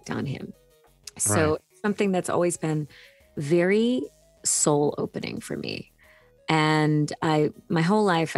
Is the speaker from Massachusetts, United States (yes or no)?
yes; Hanson, Massachusetts, United States; I grew up in Hanson, Massachusetts, which is a small town outside of Boston